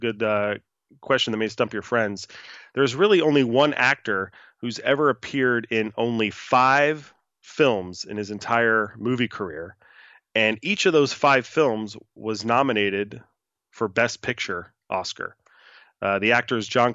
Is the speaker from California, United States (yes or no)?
yes; Los Angeles, California, United States; I am based and live in my native city of Los Angeles, California.